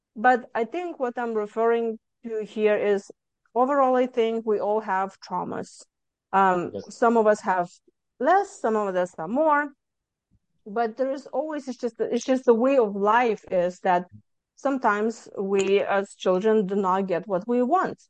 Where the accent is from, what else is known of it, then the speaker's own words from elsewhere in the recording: Lithuania; moved away as an adult; now in Houston, United States; I'm originally from Lithuania and I came to United States mm, 23 years ago.